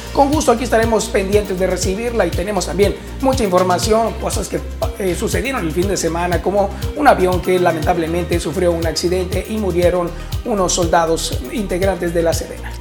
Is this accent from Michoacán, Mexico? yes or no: no; Navojoa, Sonora, Mexico; toda la gente de Navojoa, Sonora, mi tierra